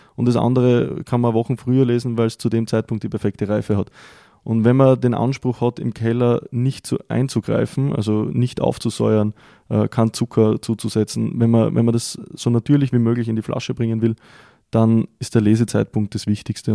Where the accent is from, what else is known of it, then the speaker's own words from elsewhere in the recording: Styria, Austria; bei uns in der Steiermark